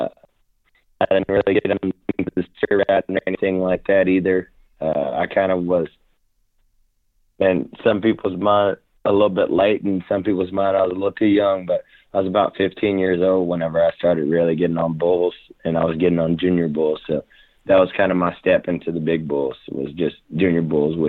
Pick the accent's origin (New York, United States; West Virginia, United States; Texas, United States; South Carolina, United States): Texas, United States; Rockdale; also born or lived in Temple, Texas / Baytown, Texas; I was born in Temple, but I was raised in Rockdale, back and forth between Rockdale and Baytown, Texas.